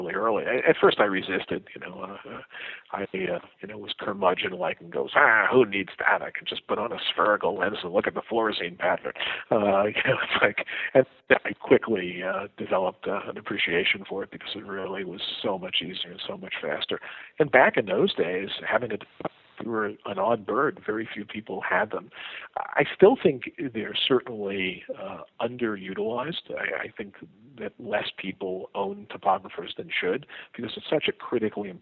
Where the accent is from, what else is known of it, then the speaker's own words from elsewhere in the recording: New York City, New York, United States; As a poor kid growing up in the Bronx